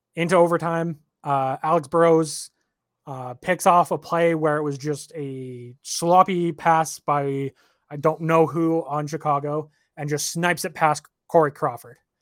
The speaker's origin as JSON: {"language": "English", "country": "Canada", "said": "I'm Canadian."}